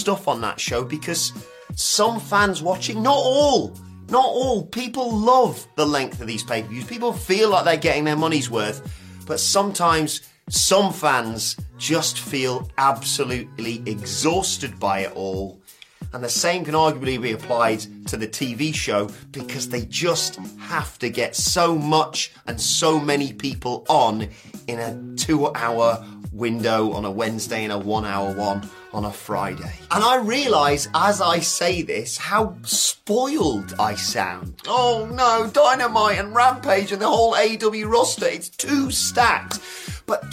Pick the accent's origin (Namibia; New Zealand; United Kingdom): United Kingdom; a British YouTuber